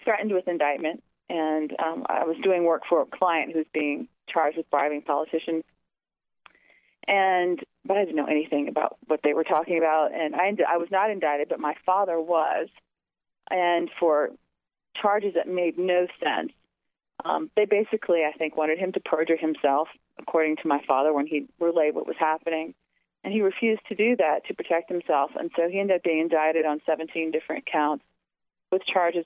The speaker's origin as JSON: {"language": "English", "town": "New Orleans", "region": "Louisiana", "country": "United States", "tie": "born or raised there", "said": "I grew up in New Orleans, the oldest of Carl and Joey …'s six daughters."}